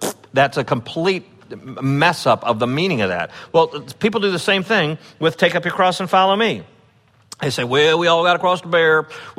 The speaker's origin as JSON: {"language": "English", "town": "Chicago", "region": "Illinois", "country": "United States", "tie": "born or raised there", "said": "when I grew up in the Chicago area, it was like an era of video games."}